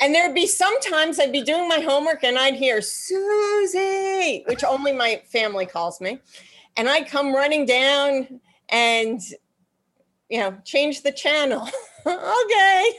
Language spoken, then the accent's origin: English; New York, United States; also born or lived in Boston; I grew up in New York. I'm actually born and bred New Yorker